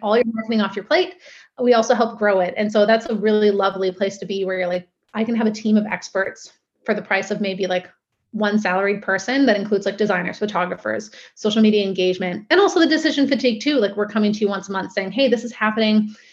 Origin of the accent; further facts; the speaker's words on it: Steveston, British Columbia, Canada; also born or lived in Vancouver; I grew up in Steveston.